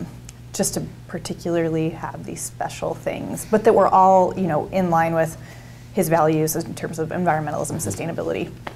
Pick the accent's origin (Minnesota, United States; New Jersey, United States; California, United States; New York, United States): New Jersey, United States; Jersey Shore; now in Oregon, United States; I grew up in South Jersey on the Jersey Shore.